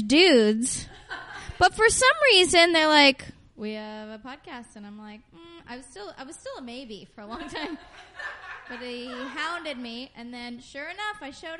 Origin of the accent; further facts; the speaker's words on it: Oakland, California, United States; moved away as an adult; now in Portland, United States; I'm from Oakland, and I live in Portland now